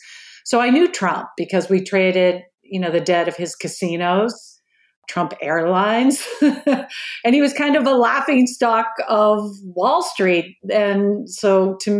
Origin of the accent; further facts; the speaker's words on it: Marblehead, Massachusetts, United States; accent: Boston; I grew up in a suburb of Boston called Marblehead, Massachusetts. It's a small coastal town north of Boston, and probably I'll slip up during our talk today and you'll hear my Boston accent come up